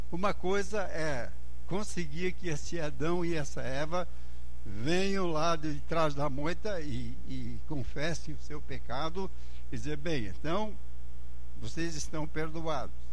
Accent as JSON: {"language": "Portuguese", "country": "Angola", "tie": "born there", "said": "eu pessoalmente, que nasci lá em Angola, na África, onde meus pais eram missionários, se não tenho a cor da África é porque Deus deixou fora a cor, né? Ah, mas ah, sou africano."}